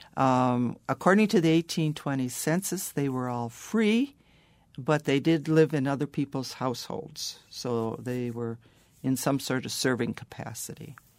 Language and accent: English; Prairie du Chien, Wisconsin, United States; I was born and raised in Prairie du Chien, grew up there